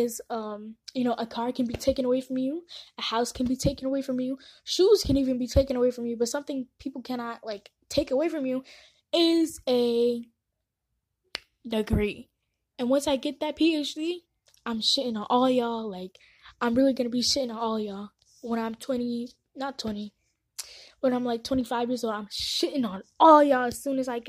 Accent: San Antonio, Texas, United States; born or raised there; also born or lived in Nairobi, Kenya

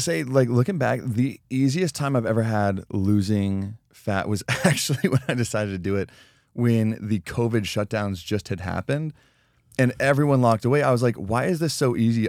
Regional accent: Colorado, United States; growing up in Colorado, you'd go back in the Rocky Mountains

